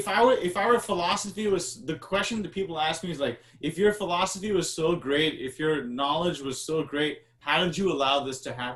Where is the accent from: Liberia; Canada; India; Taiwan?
India; Bangalore, Karnataka; now in Albany, United States; Why am I not living in Bangalore where I'm from? I'm from Bangalore. I'm from Chennai.